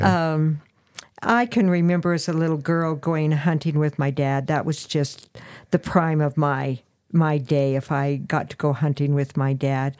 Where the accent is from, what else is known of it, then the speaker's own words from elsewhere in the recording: Farmington, New Mexico, United States; I was actually born in Farmington, New Mexico, the little old San Juan hospital